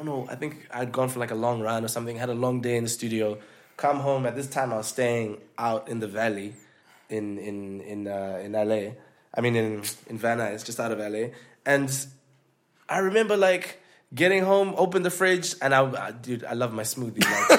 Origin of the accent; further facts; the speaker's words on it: Zimbabwe; moved away; We came from Zim together, so we already knew each other.